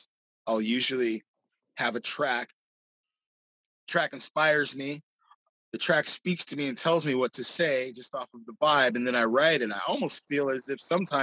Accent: Seattle, Washington, United States; now in Tacoma, United States; being from Seattle

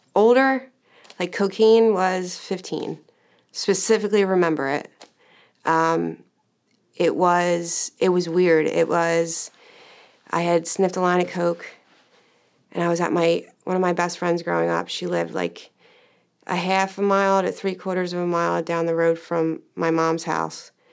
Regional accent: Medford, United States; I grew up in Medford

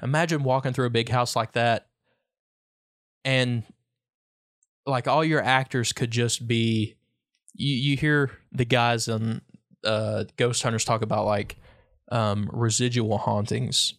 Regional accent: Lee County, Virginia, United States; now in Wise County, Virginia, United States; I'm not from Big Stone, but I've always grown up f, fifteen miles from Big Stone either way.

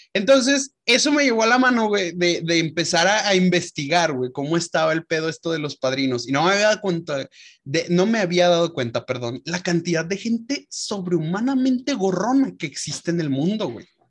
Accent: León, Guanajuato, Mexico; moved away; nuestra familia allá en León, porque nos vamos a casar en, nuestra, en mi ciudad natal

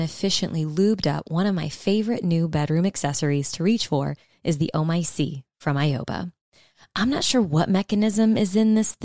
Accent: South Louisiana, United States; I'm from South Louisiana

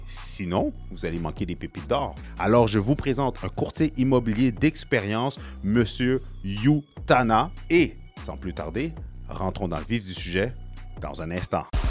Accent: Haiti; je suis haïtien

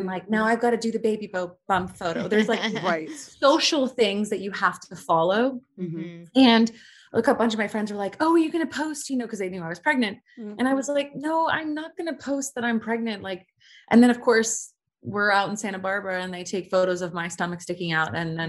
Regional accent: United Kingdom; I'm British.

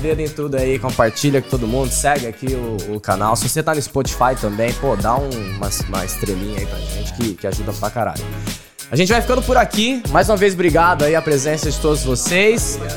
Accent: Ribeirão Preto, São Paulo, Brazil; moved away; eu sou de Ribeirão Preto

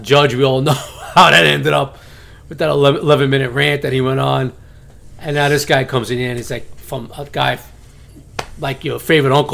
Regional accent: New York City, New York, United States; accent: New York; I'm from Brooklyn

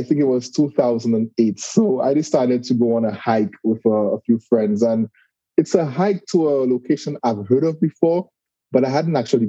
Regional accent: St. Lucia; now in Walton, United States; I'm originally from a very small island in the Caribbean called St. Lucia

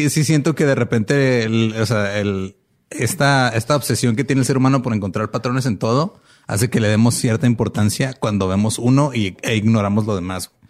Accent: Mexico; como buenos mexicanos tropicalizamos todo

